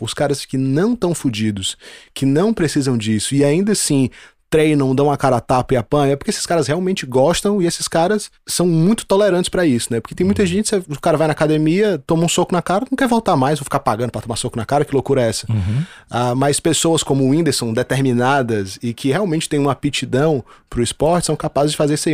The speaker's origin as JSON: {"language": "Portuguese", "country": "Brazil", "said": "Eu sou brasileiro"}